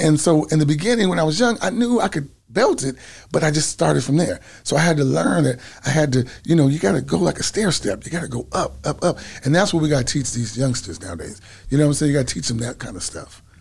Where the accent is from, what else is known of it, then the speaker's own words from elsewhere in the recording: East Palo Alto, California, United States; I grew up in a little town called East Palo Alto